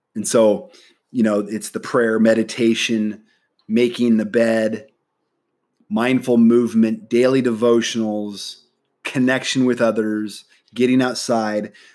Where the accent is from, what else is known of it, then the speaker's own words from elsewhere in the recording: Nebraska, United States; moved away as an adult; now in San Diego, United States; I'm originally from Nebraska. All my family lives in Nebraska.